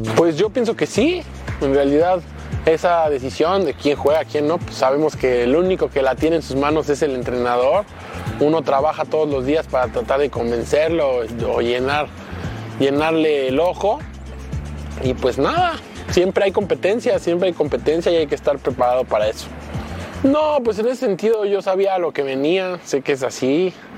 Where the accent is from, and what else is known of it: Mexico